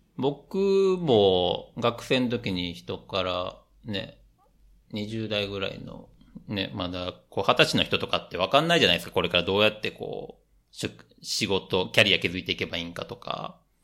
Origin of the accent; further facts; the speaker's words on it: Japan; moved away as an adult; also born or lived in Southeast Asia; now in Europe; 日本人として生まれた